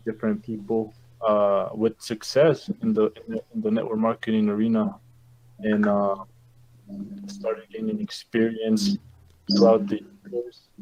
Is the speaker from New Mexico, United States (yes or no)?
yes; Santa Fe, New Mexico, United States; also born or lived in Chihuahua, Mexico; I live in the state of New Mexico. I've been living here for about 21 years, but I was uh, I was born in Mexico in the state of Chihuahua, and uh, here at uh, when I graduated high school here in in Santa Fe